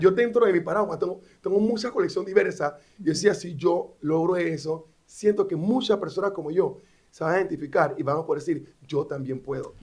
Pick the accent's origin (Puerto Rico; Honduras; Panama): Panama; Panama City; vengo de Río, una barraca, y porque me gradué de la escuela pública en calle Primera Juan Díaz